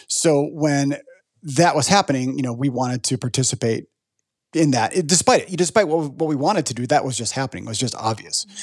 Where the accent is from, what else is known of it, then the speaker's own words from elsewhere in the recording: Chicago, Illinois, United States; I'm from Chicago, And I grew up knowing about the Board of Trade